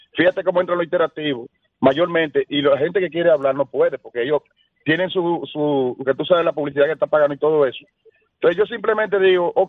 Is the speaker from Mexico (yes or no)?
no; Dominican Republic; yo soy un dominicano consciente